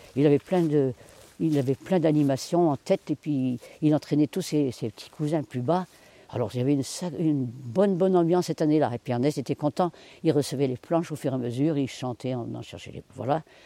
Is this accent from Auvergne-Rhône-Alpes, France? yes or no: no; Finistère, Brittany, France; moved away as an adult; now in Morbihan, France; je suis du Finistère et chez nous, l'habitat est différent.